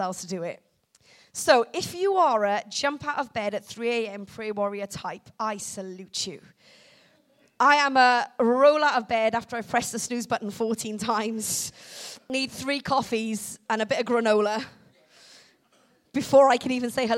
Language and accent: English; Wales, United Kingdom; I'm from Wales.